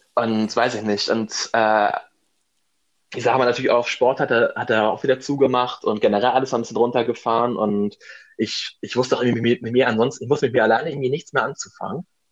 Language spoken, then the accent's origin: German; Germany; moved away as an adult; also born or lived in Madrid; in meiner Heimat, in der Nähe von Hamburg